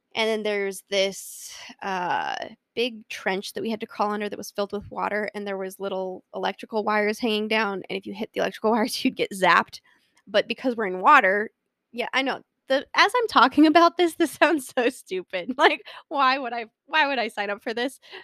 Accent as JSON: {"language": "English", "region": "Colorado", "country": "United States", "tie": "born or raised there"}